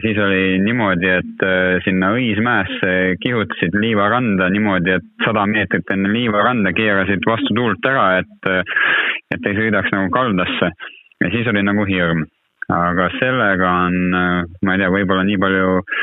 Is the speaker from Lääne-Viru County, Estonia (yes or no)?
yes; Lääne-Viru County, Estonia; ma tegelikult ise olen ju Lääne-Virumaalt pärit